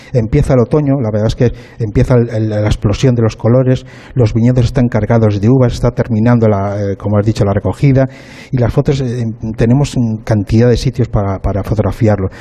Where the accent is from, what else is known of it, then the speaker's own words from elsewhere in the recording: northern Spain, Spain; soy persona del norte